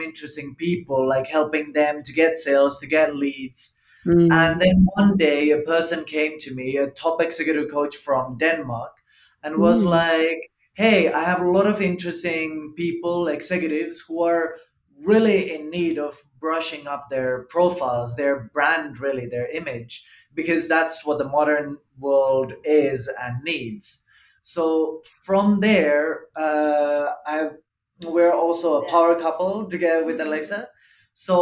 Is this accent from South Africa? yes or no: no; Estonia; moved away; from Estonia, product of importation here to Americas.